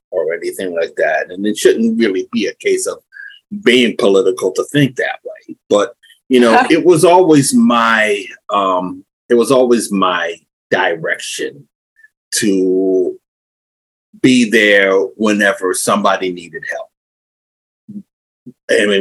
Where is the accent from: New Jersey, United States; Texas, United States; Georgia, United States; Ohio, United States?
New Jersey, United States; Somerset; I was born here, well, not here where I'm at right now, but in North New Jersey. I was raised here where I'm at right now, Somerset, New Jersey.